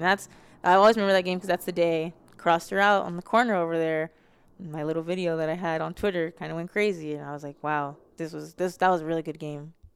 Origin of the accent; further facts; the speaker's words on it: Las Vegas, Nevada, United States; moved away as an adult; now in Arizona, United States; I have such a high expectation of being from Vegas